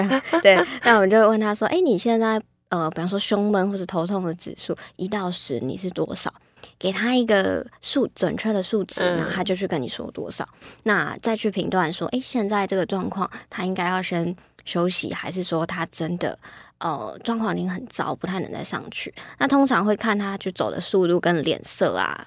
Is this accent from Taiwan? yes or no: yes; Taipei, Taiwan; 我是台北长大的小孩